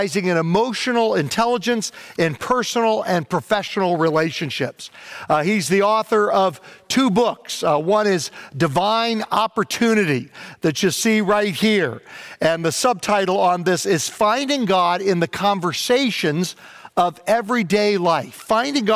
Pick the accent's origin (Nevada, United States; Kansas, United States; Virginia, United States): Virginia, United States; Southern; when I was a kid, growing up in Virginia at our Presbyterian church that I went to there in Southern Virginia